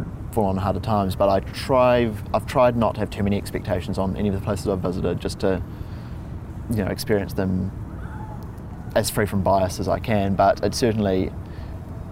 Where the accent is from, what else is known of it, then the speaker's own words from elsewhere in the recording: New Zealand; I'm from New Zealand